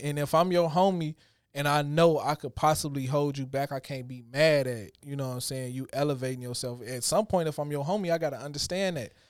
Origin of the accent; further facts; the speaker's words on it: Chicago, Illinois, United States; growing up in Chicago